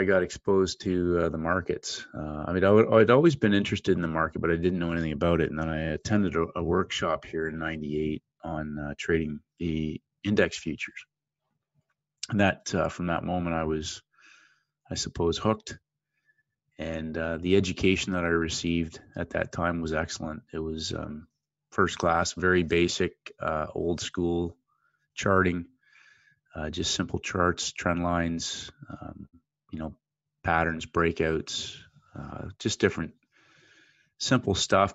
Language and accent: English; Ontario, Canada; moved away as an adult; also born or lived in St. Louis; I'm originally from Canada, down in the Great Lakes area near the uh, American border, and uh, grew up playing ice hockey